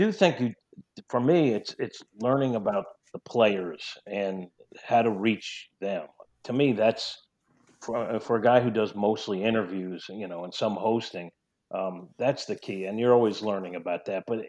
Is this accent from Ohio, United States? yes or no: no; New York, United States; accent: New York twang; moved away; also born or lived in St. Louis; I'm a New Yorker. I still have a little New York twang sometimes I hear